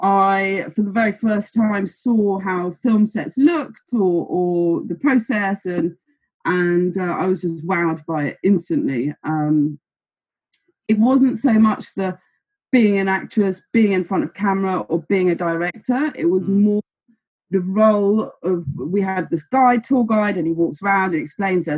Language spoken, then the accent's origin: English; Germany; moved away; I was in Germany. I'm from Germany. I'm German.